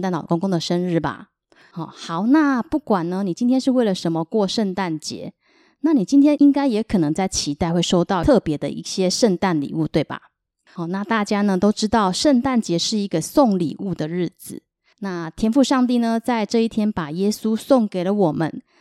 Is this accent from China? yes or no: no; Taiwan; 我是来自台湾的